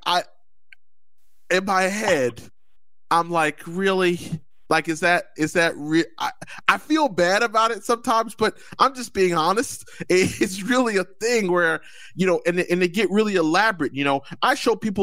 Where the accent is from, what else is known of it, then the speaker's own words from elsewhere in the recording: New Jersey, United States; I'm from Jersey